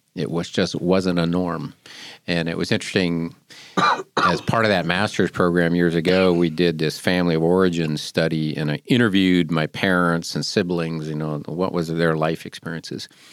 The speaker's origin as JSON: {"language": "English", "town": "Seattle", "region": "Washington", "country": "United States", "tie": "born or raised there", "moved": "yes", "lives_now": "Wilmington, United States", "said": "I grew up in the Seattle area"}